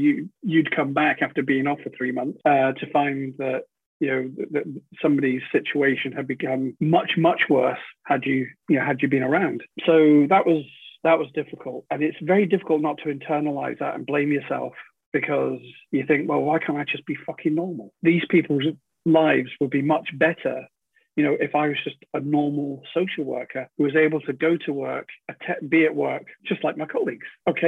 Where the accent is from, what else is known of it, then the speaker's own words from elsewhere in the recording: United Kingdom; Being British, people don't want to know other people's business.